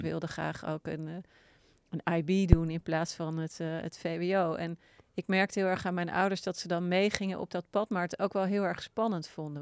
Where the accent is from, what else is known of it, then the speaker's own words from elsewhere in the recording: Wassenaar, South Holland, Netherlands; ik ben opgegroeid in Wassenaar.